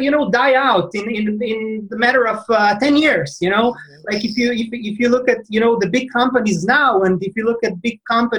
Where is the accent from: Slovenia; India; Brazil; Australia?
Slovenia; I'm coming from Slovenia. It's a tiny country, you know, in Central Europe